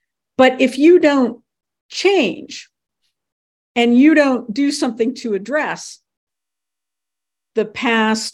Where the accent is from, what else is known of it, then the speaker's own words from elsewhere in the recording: Cincinnati, Ohio, United States; now in Connecticut, United States; I grew up in Cincinnati, Ohio